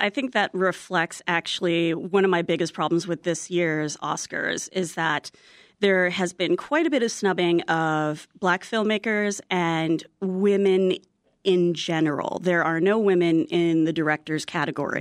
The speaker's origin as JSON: {"language": "English", "country": "United States", "said": "I'm Filipino American"}